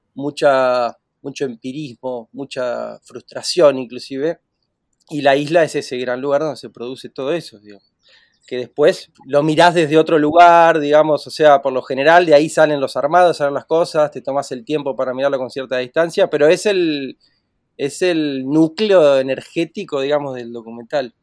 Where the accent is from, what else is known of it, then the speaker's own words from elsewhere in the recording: Gualeguay, Entre Ríos, Argentina; Estoy acá en Gualeguay, en Entre Ríos, en mi tierra natal